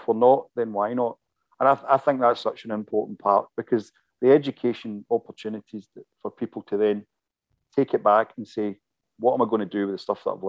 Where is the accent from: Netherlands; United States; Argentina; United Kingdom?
United Kingdom; Glasgow, Scotland; I saw things for the first time in my hometown